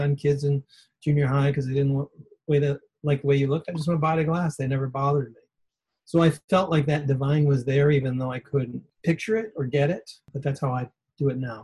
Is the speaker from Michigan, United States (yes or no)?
yes; outside Detroit, Michigan, United States; I grew up outside Detroit in the 68 riots. I was 11 years